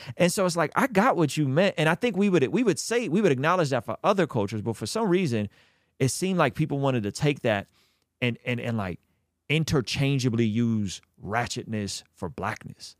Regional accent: Azerbaijan; moved away; I'm from Azerbaijan, which is the country just, just, uh, to the right of Armenia

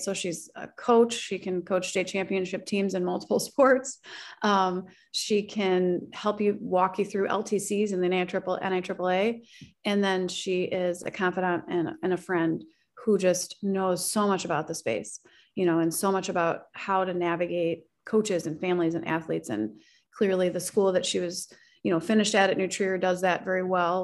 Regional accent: Oak Park, Illinois, United States; I grew up right outside of Chicago, um, in a community, Oak Park and River Forest

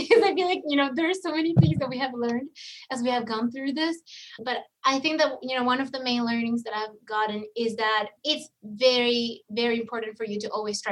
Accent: Venezuela; moved away as an adult; I'm from Venezuela originally.

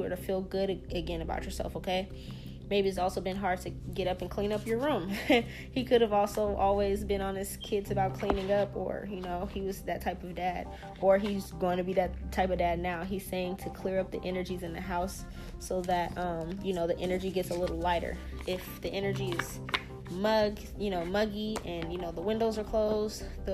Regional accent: the South, United States; We're from the South

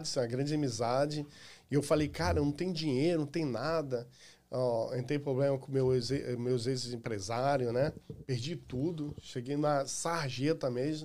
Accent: Rio de Janeiro, Brazil; also born or lived in Irajá, Rio de Janeiro / Complexo do Alemão, Rio de Janeiro; now in United States; Eu nasci em Irajá, fui criado na área da Pavuna, e antes de vir para cá, eu saí do Morro da Fé que é no complexo ali do Alemão

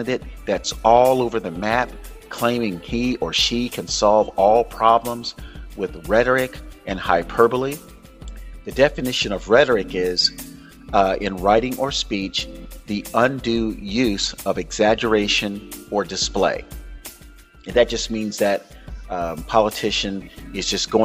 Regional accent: Florida, United States; Florida, which is my home state, my birth state

